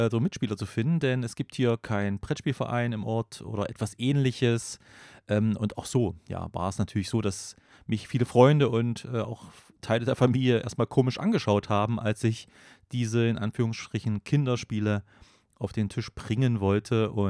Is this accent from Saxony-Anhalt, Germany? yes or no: yes; Gräfenhainichen, Saxony-Anhalt, Germany; Ja, ich stamme aus Gräfenhainichen und das sagt vielleicht dem einen oder anderen was, denn hier ganz in der Nähe vor den Toren meiner Heimatstadt liegt Ferropolis